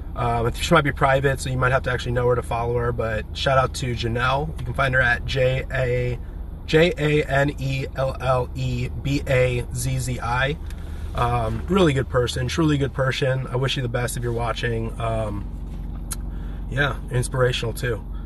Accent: Champaign, Illinois, United States; also born or lived in San Diego, California; now in Nashville, United States; I grew up in a fairly big town called Champaign, Illinois.

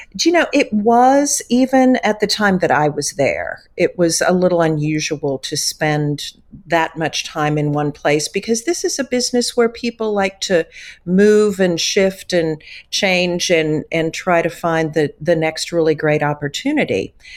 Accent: Wayland, Missouri, United States; I grew up in Northeast Missouri, actually in Wayland, Missouri

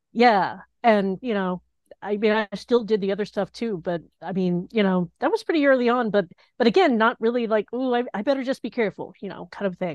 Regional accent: Knoxville, Tennessee, United States; moved away as an adult; also born or lived in Boston, Massachusetts; now in Rhode Island, United States; I grew up in Knoxville

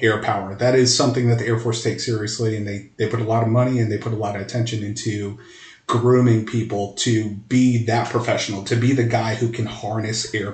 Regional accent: Mesa, Arizona, United States; also born or lived in Long Island, New York; I just happened to grow up here. I am literally in the same house that I left to basic training from. So I call Mesa, Arizona, my stomping grounds

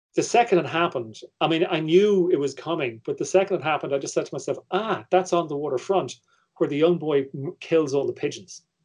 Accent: Ireland; me as an Irish viewer

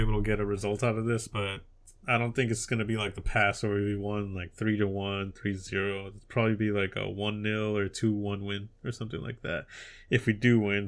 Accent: United States; I'm American

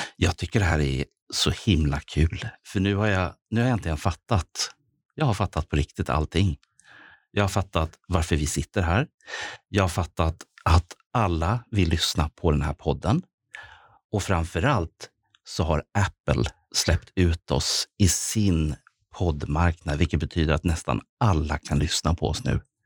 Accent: Stockholm, Stockholm County, Sweden; Jag är ju född och uppvuxen i Rågsved som är då eh, grannförorten.

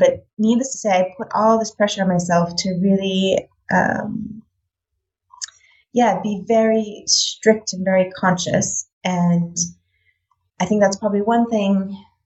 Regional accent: United States; moved away as an adult; now in Netherlands; I'm American, so I grew up on the standard American diet

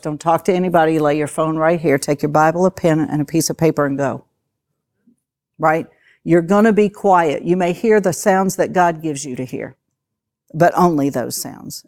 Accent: West Virginia, United States; I'm from West Virginia, so I can say that. I talk slow

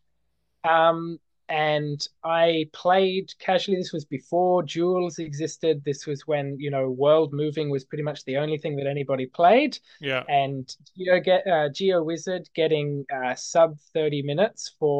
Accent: Canberra, Australian Capital Territory, Australia; also born or lived in Sydney, New South Wales; I grew up in Sydney

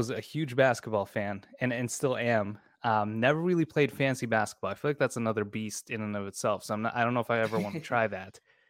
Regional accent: Austria; So I grew up in Austria. That's where I was, where I've lived most of my life. My parents moved there a long time ago, and I was essentially there for most of my life.

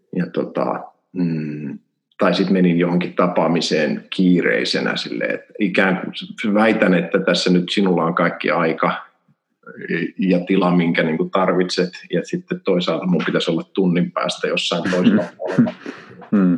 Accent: Helsinki, Uusimaa, Finland; moved away as an adult; also born or lived in Turku; now in Kajaani, Finland; Mä oon Helsingistä kotoisin. Mä oon asunut siellä ensimmäiset 20 vuotta

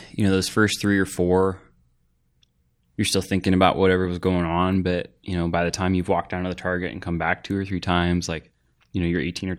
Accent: Los Angeles, California, United States; So I grew up in LA. Mm-hmm. I'm literally from Los Angeles. My mom's from LA. My dad's from LA.

